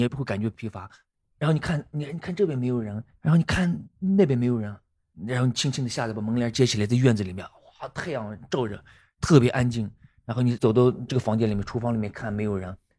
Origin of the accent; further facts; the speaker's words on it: Gansu, China; accent: Gansu accent; moved away as an adult; now in Dali, China; 我五岁的时候，在我家乡是，是山头中，嗯。我们那里早上起得很早嘛，有八妹子了，我们那是八妹子，而不是哥妹子，因为汉地嘛